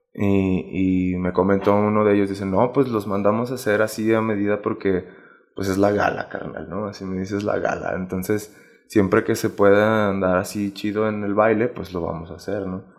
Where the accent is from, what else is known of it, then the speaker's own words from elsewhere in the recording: Zacatecas, Mexico; moved away; also born or lived in Aguascalientes; yo soy de Zacatecas